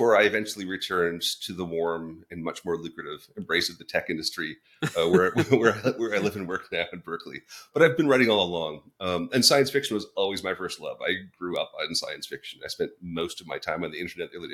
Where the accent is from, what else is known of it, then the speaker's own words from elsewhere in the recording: Waterloo, Ontario, Canada; moved away as an adult; So I grew up in a smallish town in Canada, Waterloo